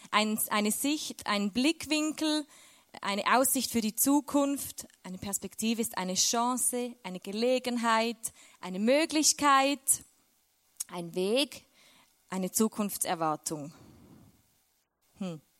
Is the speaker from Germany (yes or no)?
no; Switzerland; now in Austria; Und aus der Schweiz weg, ich bin Schweizerin, ich weiß, man hört es fast nicht.